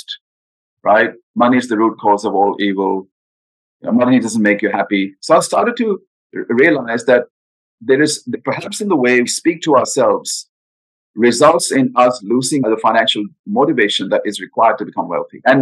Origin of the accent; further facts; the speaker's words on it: India; moved away; I grew up in India. I'm Indian by background, born in India.